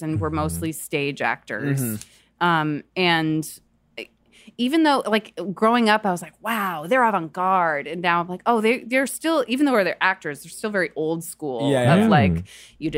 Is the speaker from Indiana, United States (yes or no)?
no; New York City, New York, United States; I grew up in the South Street Seaport in New York.